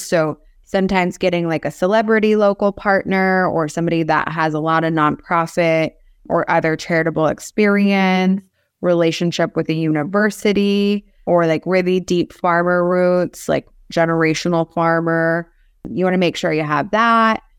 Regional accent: Cincinnati, Ohio, United States; moved away as an adult; also born or lived in Minsk, Belarus; now in South Florida, United States; then my family moved over to U S in ninety two, sorry, ninety three. to Cincinnati, Ohio.

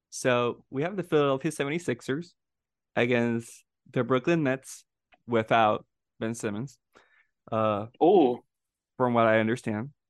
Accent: Puerto Rico; we're from Puerto Rico.

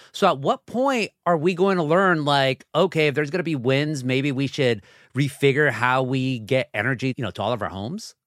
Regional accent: Southern California, United States; I am from Southern California

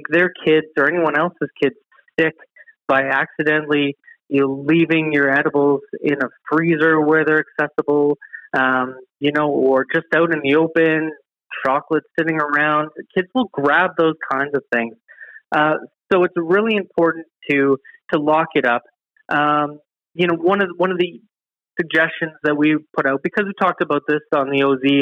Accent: Ontario, Canada; moved away; I'm from Ontario

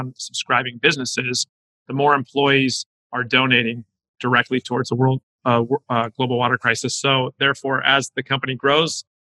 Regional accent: Southern California, United States; I grew up in SoCal

